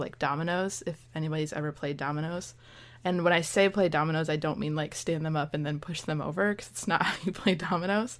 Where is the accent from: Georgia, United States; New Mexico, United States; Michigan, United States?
Michigan, United States; moved away as an adult; now in Florida, United States; I'm from Michigan.